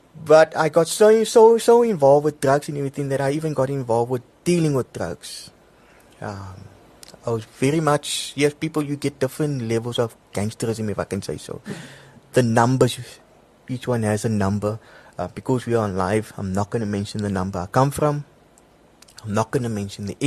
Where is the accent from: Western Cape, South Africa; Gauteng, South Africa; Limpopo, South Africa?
Western Cape, South Africa; Cape Town; also born or lived in Bloemfontein; I'm originally from Cape Town, from the Cape Flats.